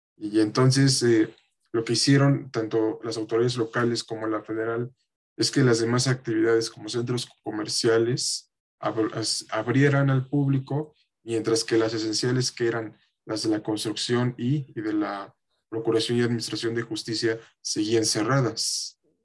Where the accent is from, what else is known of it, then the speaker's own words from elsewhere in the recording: Mexico; como mexicanos